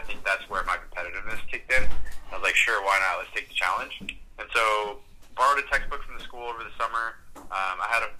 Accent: Southern California, United States; moved away as an adult; also born or lived in New York; now in New York City, United States; I grew up in Southern California and since then have moved to New York

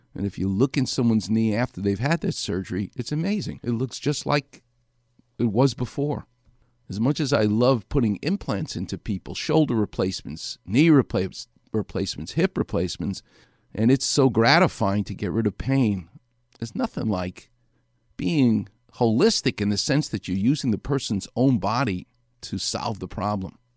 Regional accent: New York City, New York, United States; I'm from New York City.

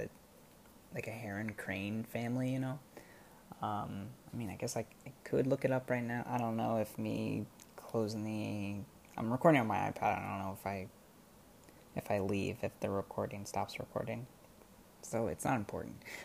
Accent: United States; moved away as an adult; now in Bangkok, Thailand; I'm the only American who works there.

